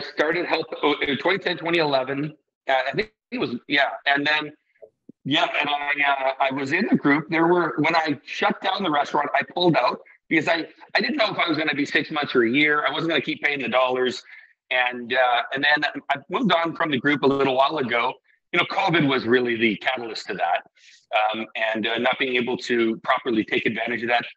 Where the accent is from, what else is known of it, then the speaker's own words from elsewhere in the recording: Iceland; I come from Iceland